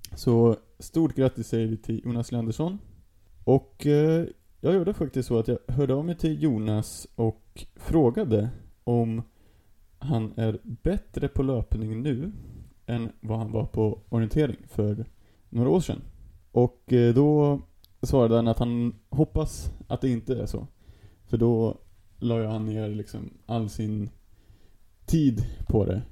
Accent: Sweden; also born or lived in Stockholm; som svensk

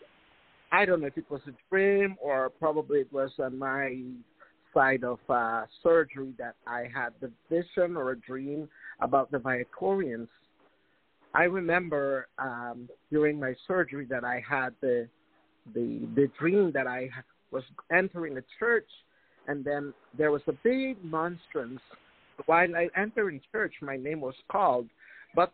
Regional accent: Chunox, Corozal District, Belize; I was born in a village of Chinoche, Corozal, Belize. I grew up there with my family

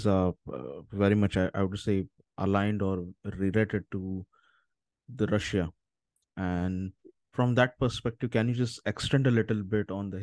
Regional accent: India; someone coming from India, so I'm originally from India

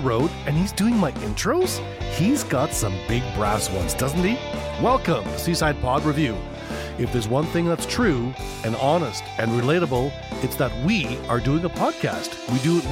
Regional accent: Canada; I'm just a dumb hoser from fucking Canada.

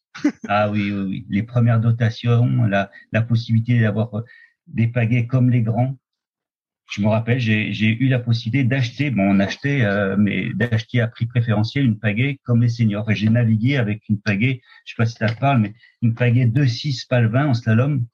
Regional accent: Oyonnax, Auvergne-Rhône-Alpes, France; also born or lived in Lons-le-Saunier; Je suis né euh, à Lons-le-Saunier plus exactement, et j'ai et attaquer mes, mes, ma vie à Oyonnax, à la frontière de l'Ain et du Jura.

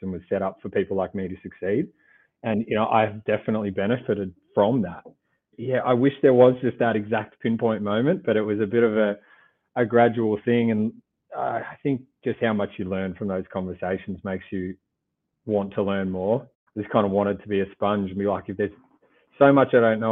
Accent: Gippsland, Victoria, Australia; I grew up in a country town down in Gippsland, 2 hours from Melbourne

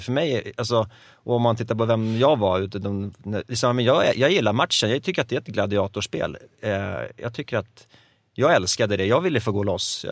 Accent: Gävle, Gävleborg County, Sweden; Jag är uppväxt i Gävle

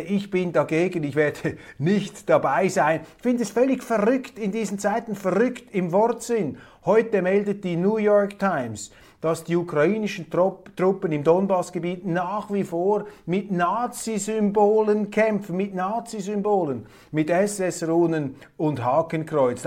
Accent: Zurich, Switzerland; auch als Zürcher. Wir Zürcher

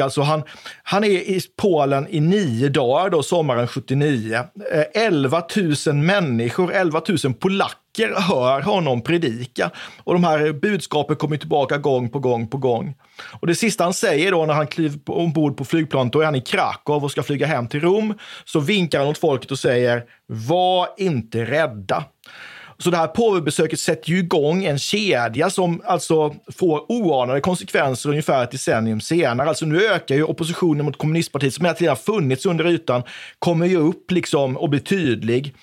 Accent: Oskarshamn, Kalmar County, Sweden; jag är uppvuxen i Oskarshamn

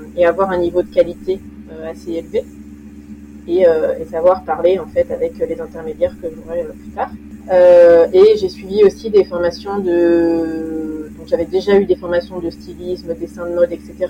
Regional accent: Lyon region, Auvergne-Rhône-Alpes, France; mes parents habitaient dans la région lyonnaise et j'ai fait mes études là-bas

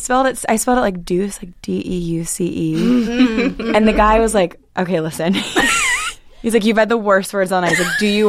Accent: Hunt Valley, Maryland, United States; also born or lived in Hereford, Maryland; I grew up in Hereford, Hunt Valley, like divorced parents, both places.

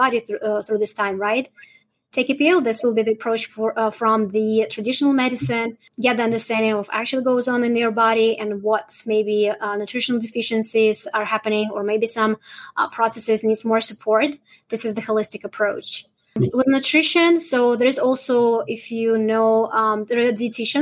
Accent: Russia; now in Canada; I'm originally from Russia

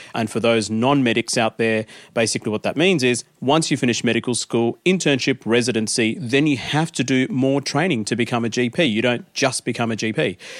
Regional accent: India; now in Australia; back in my home country, I was actually born in India

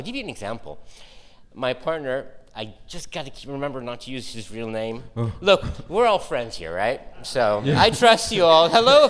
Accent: San Francisco, California, United States; moved away as an adult; also born or lived in Saudi Arabia; now in Australia; So I grew up in the States for the most part. You could probably hear it in my voice, well, my accent. So when I arrived in Saudi, I was 30 years old. I had grown up in San Francisco

